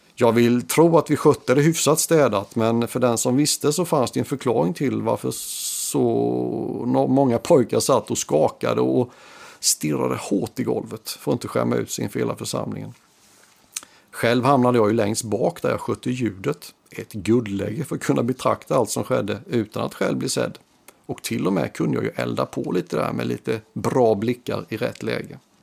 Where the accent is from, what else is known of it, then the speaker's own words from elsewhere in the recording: Sweden; har en gång i tiden vuxit upp i Rustnäs